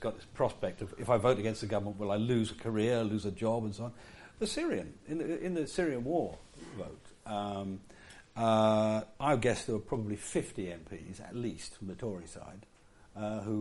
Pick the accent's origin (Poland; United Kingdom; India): United Kingdom; Yorkshire and the Humber; I come from Yorkshire. In Yorkshire, you're supposed to give as good as you get